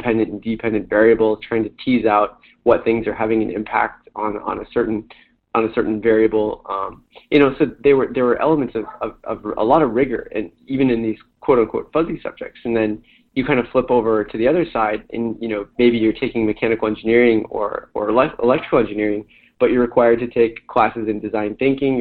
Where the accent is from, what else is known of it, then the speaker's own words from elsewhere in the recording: Bay Area and Silicon Valley, California, United States; growing up in the Bay Area and Silicon Valley